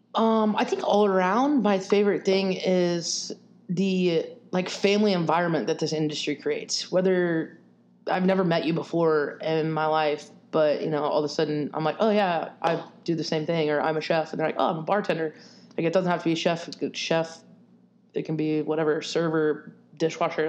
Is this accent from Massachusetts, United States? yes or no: no; Arkansas, United States; moved away as an adult; also born or lived in Arizona; now in Nashville, United States; originally I was born and raised in Arkansas